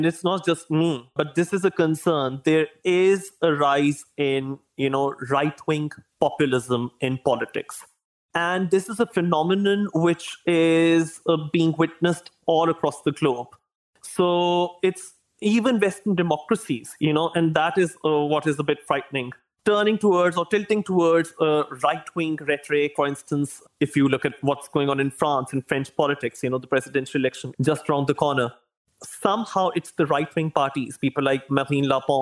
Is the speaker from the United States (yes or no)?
no; Pakistan; I come from Pakistan